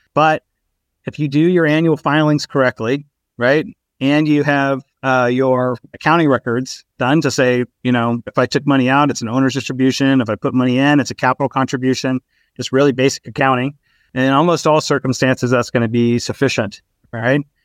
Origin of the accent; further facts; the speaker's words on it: Texas, United States; also born or lived in Albany, New York; I was actually raised in Texas